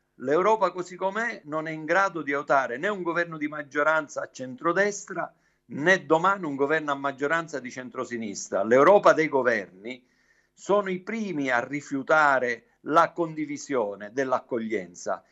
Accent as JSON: {"language": "Italian", "region": "Sicily", "country": "Italy", "said": "lo dico da siciliano"}